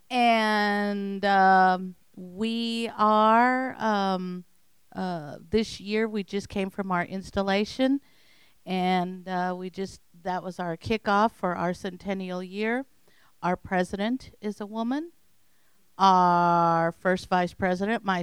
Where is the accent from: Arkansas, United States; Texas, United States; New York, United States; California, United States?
Arkansas, United States; Paragould; from Paragould, Arkansas and I'm a member of the Paragould Lions Club.